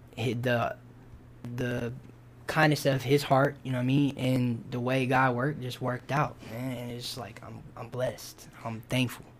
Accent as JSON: {"language": "English", "town": "Kenosha", "region": "Wisconsin", "country": "United States", "tie": "born or raised there", "moved": "yes", "lives_now": "Mississippi, United States", "said": "Born there. Kenosha"}